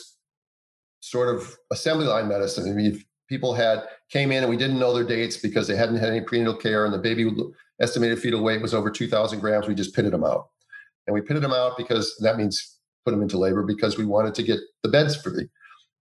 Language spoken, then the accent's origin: English; Minnesota, United States; the University of Minnesota, which was my home state